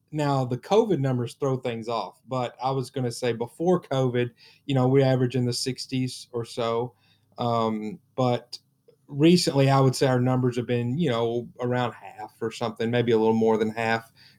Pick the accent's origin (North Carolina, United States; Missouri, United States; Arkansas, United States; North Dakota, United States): Arkansas, United States; Perryville; born or raised there